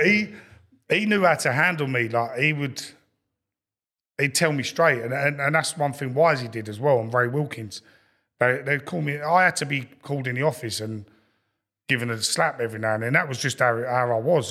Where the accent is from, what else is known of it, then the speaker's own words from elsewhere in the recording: London, United Kingdom; I grew up in Lewisham, so I, I used to go Millwall as a kid